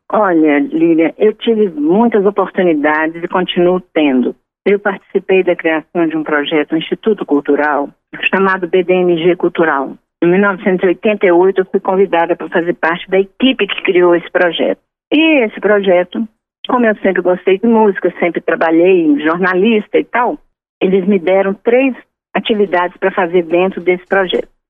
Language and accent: Portuguese; Minas Gerais, Brazil; Eu sou mineira